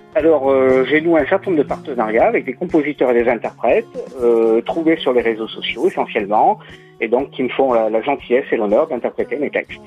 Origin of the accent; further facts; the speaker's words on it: Puy-de-Dôme, Auvergne-Rhône-Alpes, France; now in Moulins, France; je suis originaire du Puy-de-Dôme, mais j'habite à Moulins dans l'Allier